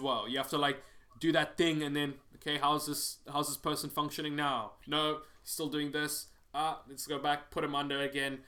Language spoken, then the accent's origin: English; Cape Town, Western Cape, South Africa; moved away; I'm just from South Africa